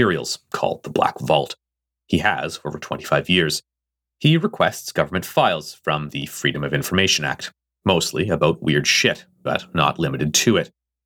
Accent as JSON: {"language": "English", "country": "Canada", "said": "I am Canadian"}